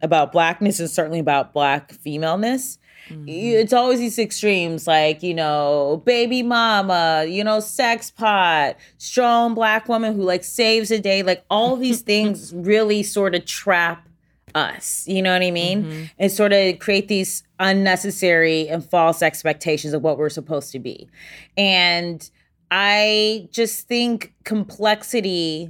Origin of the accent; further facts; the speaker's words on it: Ohio, United States; moved away; I'm from the Midwest